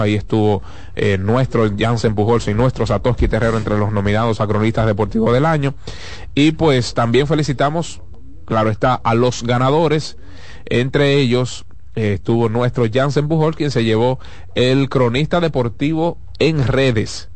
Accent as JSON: {"language": "Spanish", "country": "Dominican Republic", "said": "nosotros los dominicanos"}